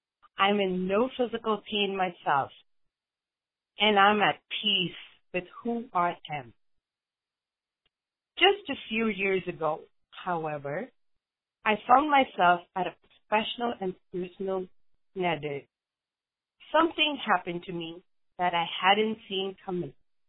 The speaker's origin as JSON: {"language": "English", "country": "India", "tie": "born or raised there", "said": "I grew up in India. My father wanted me to be a homemaker and got me admitted to a college for home economics, but I wanted a career."}